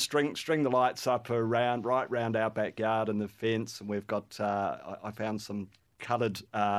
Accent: New Zealand; And I am a Kiwi, so we've got a lit-up Kiwi in the backyard as well.

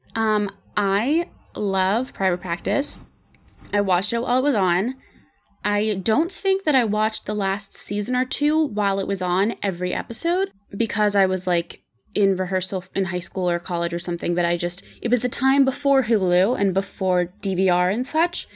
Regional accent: Pittsburgh, Pennsylvania, United States; moved away as an adult; also born or lived in Ohio; now in New York, United States; I grew up in Pittsburgh

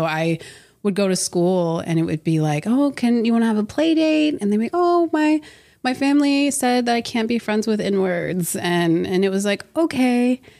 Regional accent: Herrin, Illinois, United States; Um, so I was born in Herrin, Illinois, super tiny town on technically the white side of town.

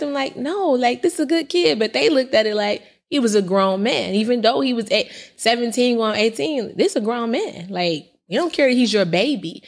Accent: Indiana, United States; also born or lived in California; when I came back from California to Indiana, um, at eighteen

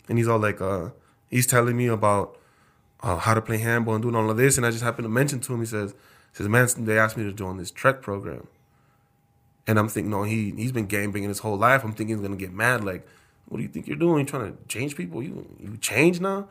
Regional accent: South Texas, United States; also born or lived in Wisconsin; now in Idaho Falls, United States; I'm from South Texas

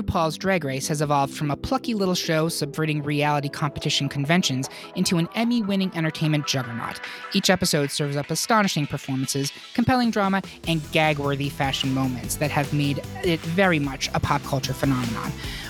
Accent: Lafayette, United States; Bitch, I am from Lafayette.

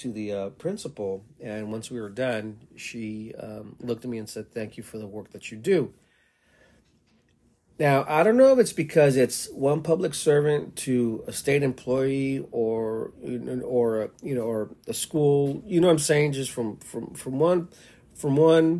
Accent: El Paso, Texas, United States; moved away as an adult; also born or lived in Seattle, Washington; now in Tacoma, United States; I'm from El Paso, Texas

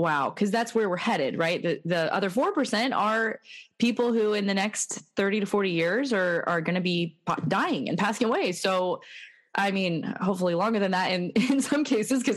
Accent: United States; I grew up believing that as an American, I was, you know, I lived in a Christian nation

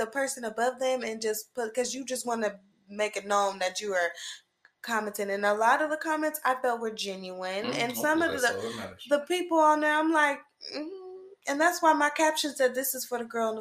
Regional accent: Sacramento, California, United States; moved away; my first big job out of my hometown, Sacramento

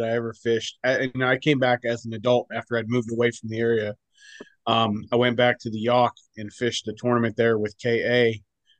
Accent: Vanderbilt, Pennsylvania, United States; in Vanderbilt, Pennsylvania.

